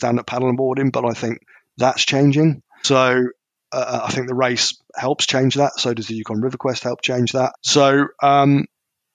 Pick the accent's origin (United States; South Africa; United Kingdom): United Kingdom; I'm a Brit